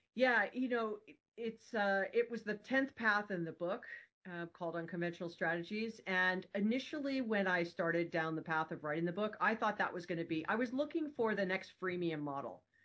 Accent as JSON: {"language": "English", "region": "Hawaii", "country": "United States", "tie": "born or raised there", "said": "I'm born and raised in Hawaii"}